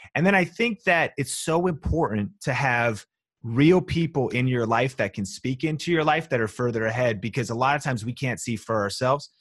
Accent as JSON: {"language": "English", "town": "Marysville", "region": "Washington", "country": "United States", "also_born_or_lived": "Seattle / Las Vegas", "moved": "as an adult", "said": "people like me from a small town with no media connections, college dropout, you know, n, nobody in my family was in Hollywood or na, you know what I mean? Like, nobody was did, doing anything of the sort of thing I'm do, now a million subscribers and I'm from Marysville, Washington"}